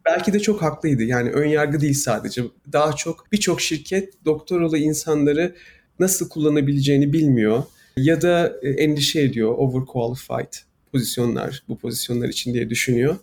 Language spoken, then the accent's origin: Turkish; Istanbul, Turkey; moved away as an adult; now in United States; Ben İstanbul'da büyüdüm